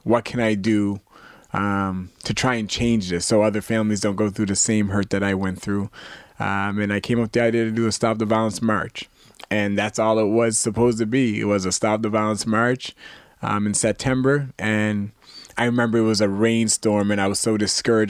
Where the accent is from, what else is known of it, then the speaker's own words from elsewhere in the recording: Canada; as a Canadian cadet